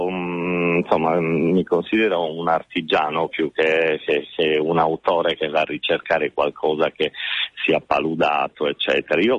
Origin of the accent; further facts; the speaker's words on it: Sardinia, Italy; E poi c'è un altro valore per me, forse da sardo, è che le parole di Shakespeare che mette in bocca a Calibano sul senso in qualche modo di un'isola espropriata sono parole che suonano ancora oggi